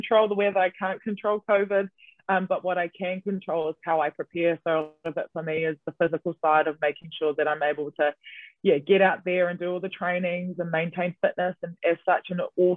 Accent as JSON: {"language": "English", "region": "Auckland", "country": "New Zealand", "tie": "born or raised there", "also_born_or_lived": "Wellington", "moved": "as an adult", "said": "being born and raised in Auckland and then living on your own in Wellington"}